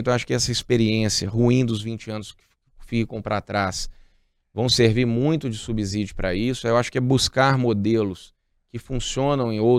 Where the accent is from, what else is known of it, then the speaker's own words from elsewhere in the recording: Barreiro, Minas Gerais, Brazil; nós temos lá no Barreiro, eu que sou do Barreiro, é, o Eterno esperando o metrô.